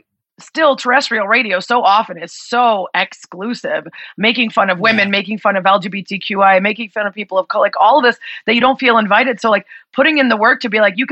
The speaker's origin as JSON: {"language": "English", "town": "Chicago", "region": "Illinois", "country": "United States", "tie": "born or raised there", "said": "growing up in Chicago in the 90s"}